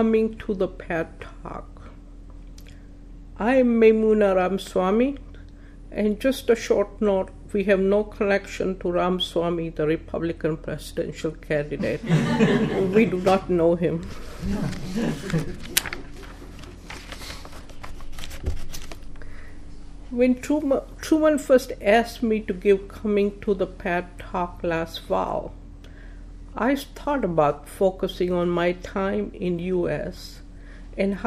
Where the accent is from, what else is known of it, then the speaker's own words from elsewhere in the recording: Palanpur, Gujarat, India; first language Gujarati; English is a second language; moved away as an adult; also born or lived in Hudson, Ohio / Akron, Ohio / Toledo, Ohio; now in Rochester, United States; Palanpur is a small town in state of Gujarat